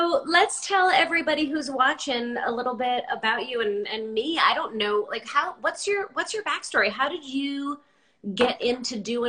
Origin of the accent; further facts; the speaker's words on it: Montclair, New Jersey, United States; I was born in Jersey. Yeah, what part? Montclair, North Jersey.